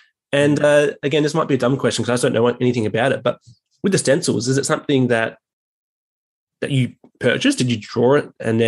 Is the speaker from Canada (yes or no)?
no; Adelaide, South Australia, Australia; moved away; Now I'm from Adelaide originally, so I know the Riverland and Renmark, yep.